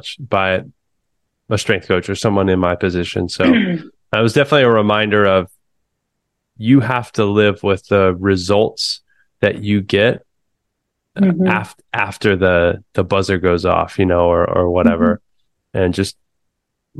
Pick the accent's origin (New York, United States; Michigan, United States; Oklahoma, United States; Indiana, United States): Oklahoma, United States; Muskogee; I grew up in Muskogee, Oklahoma